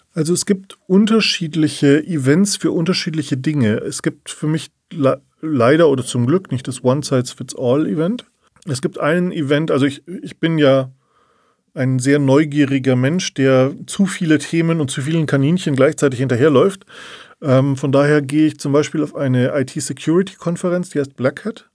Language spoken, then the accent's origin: German; Munich, Bavaria, Germany; wir sind ja beide aus München